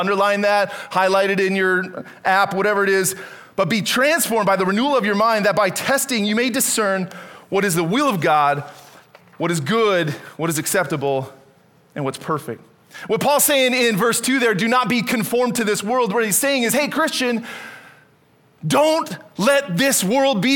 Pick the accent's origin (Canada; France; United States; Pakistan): Canada; moved away as an adult; I was born and raised in Canada